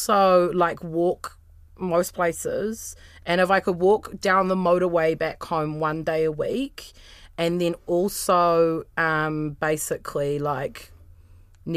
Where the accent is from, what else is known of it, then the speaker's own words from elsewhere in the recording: Wellington, New Zealand; I'm from Wellington